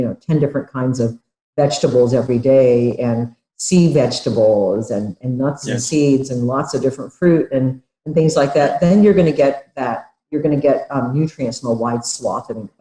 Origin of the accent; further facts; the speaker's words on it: Japan; now in United States; I was growing up in Japan back in the 1950s and 60s